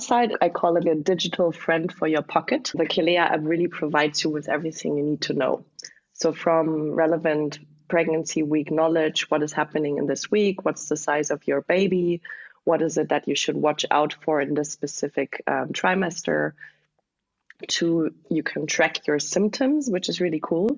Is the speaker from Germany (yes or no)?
yes; close to the French border, southwest Germany, Germany; moved away; also born or lived in Berlin; I'm originally from Eastern Germany, but grew up in the southwest of Germany, close to the French border